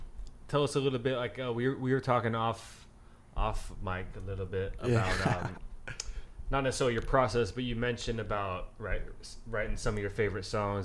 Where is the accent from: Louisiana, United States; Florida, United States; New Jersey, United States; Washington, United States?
Washington, United States; Pullman; now in New York City, United States; I'm originally from Washington State, Pullman, Washington.